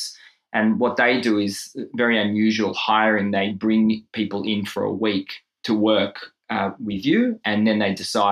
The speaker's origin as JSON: {"language": "English", "country": "Israel", "tie": "born or raised there", "moved": "as an adult", "lives_now": "Melbourne, Australia", "said": "in Israel, where I grew up"}